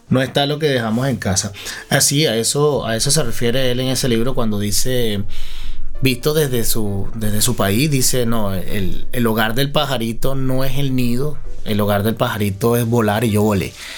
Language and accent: Spanish; Venezuela; moved away; Nosotros como venezolanos podemos extrañar nuestro nido